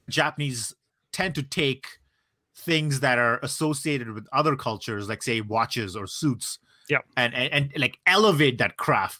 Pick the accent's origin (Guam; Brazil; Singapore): Singapore; also born or lived in Brunei / India; So I grew up in Asia. I grew up in like Singapore and Brunei and India.